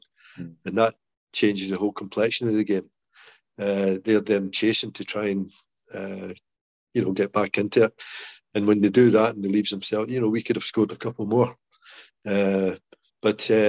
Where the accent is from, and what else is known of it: Scotland, United Kingdom; accent: Scottish